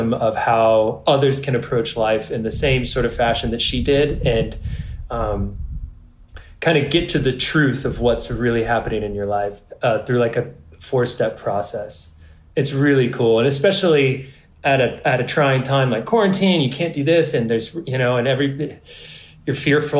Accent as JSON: {"language": "English", "region": "California", "country": "United States", "tie": "born or raised there", "said": "I grew up in California"}